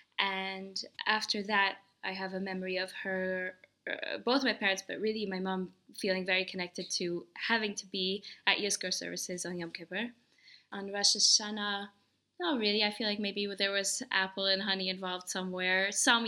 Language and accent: English; New York City, New York, United States; moved away as an adult; also born or lived in Paris; I was born in New York City